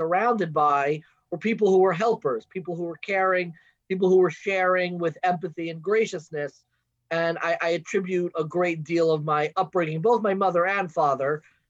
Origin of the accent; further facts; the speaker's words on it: Long Island, New York, United States; also born or lived in Baltimore; I grew up in Long Island, what's known as the Five Towns